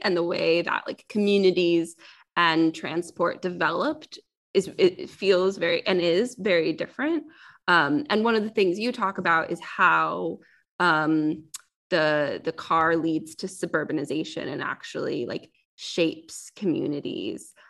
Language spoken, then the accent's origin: English; Silicon Valley, California, United States; moved away as an adult; now in United Kingdom; I'm from Silicon Valley